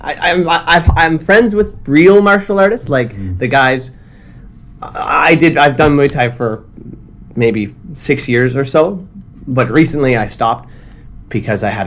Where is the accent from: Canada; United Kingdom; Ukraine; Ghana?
Canada; Ottawa, Ontario; moved away as an adult; also born or lived in China; now in Tokyo, Japan; I'm from Canada. I'm from Ottawa, Canada.